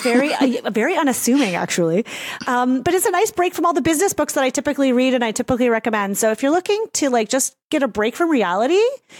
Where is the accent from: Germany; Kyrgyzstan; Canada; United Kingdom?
Canada